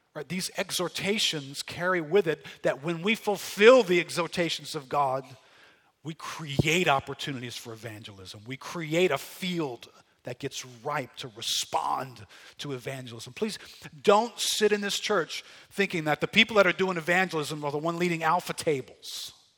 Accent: United States; our mindset of being Americans

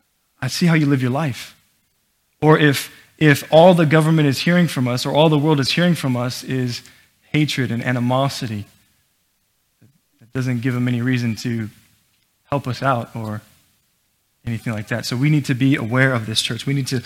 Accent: Florida, United States; I'm from Florida.

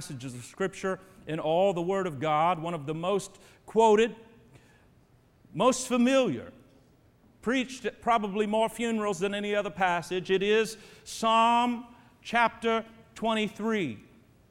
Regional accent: Terre Haute, Indiana, United States; moved away; I grew up in Indiana. Indiana is my home state. Terre Haute, Indiana, is my home town

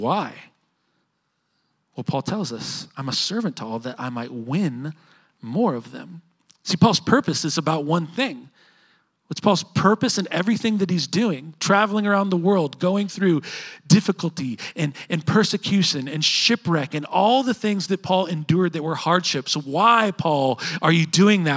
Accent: Edmond, Oklahoma, United States; I grew up living in Edmond

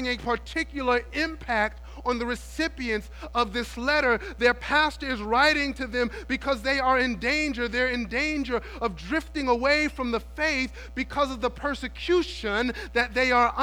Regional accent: New York City, New York, United States; When I was young, growing up in New York City

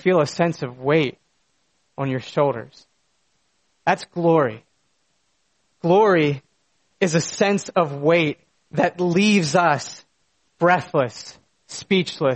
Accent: United States; moved away; The small town that I grew up in was an absolute spectacle of creation. In my backyard was a small mountain that lit up with the colors of fall, and the beautiful Susquehanna River was just down the road

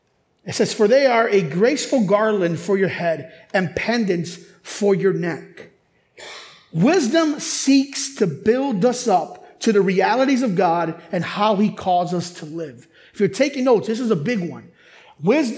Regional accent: Chicago, Illinois, United States; growing up in Chicago, I grew up in urban Chicago hip hop

